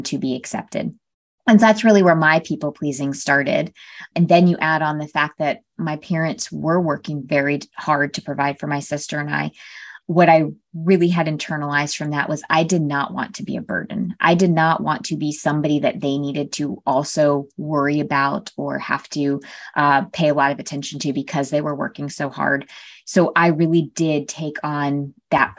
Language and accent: English; Connecticut, United States; My sister and I were raised in Connecticut, very small town in Connecticut.